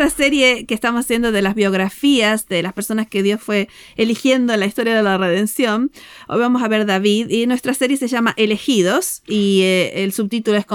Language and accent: Spanish; Argentina; A nosotros nos gusta mucho el fútbol porque somos de Argentina.